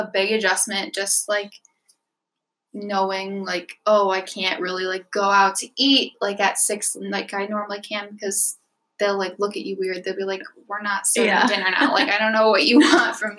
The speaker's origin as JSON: {"language": "English", "region": "Midwest", "country": "United States", "said": "just being from Midwest"}